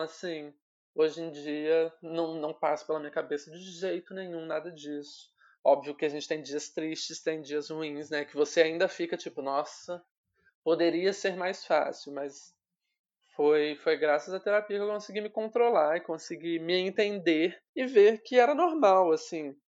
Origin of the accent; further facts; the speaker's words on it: Volta Redonda, Rio de Janeiro, Brazil; moved away as an adult; now in São Paulo, Brazil; eu sou de Volta Redonda, no interior do, do Rio. Só que atualmente eu tô morando em São Paulo